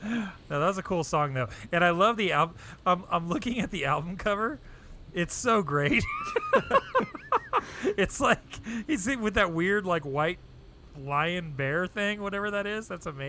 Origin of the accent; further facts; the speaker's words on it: Pasadena, California, United States; I was born in 1975 in Pasadena